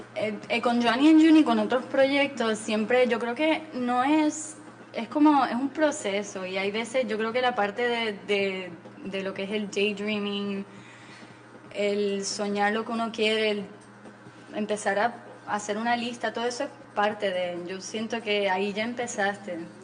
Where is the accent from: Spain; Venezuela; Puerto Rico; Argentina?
Puerto Rico; also born or lived in Mexico City, Mexico / Texas, United States; me crié aquí en Puerto Rico